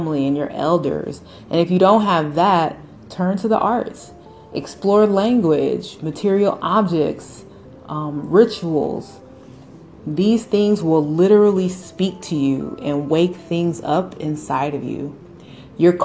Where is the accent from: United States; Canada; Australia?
United States; I was born and raised here in the United States